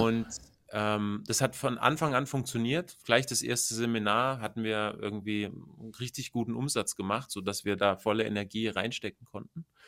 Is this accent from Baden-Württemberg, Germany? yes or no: no; Bavaria, Germany; Ich komme aus Bayern, also ich lebe in, ähm, in der Nähe von, also zwischen München und Augsburg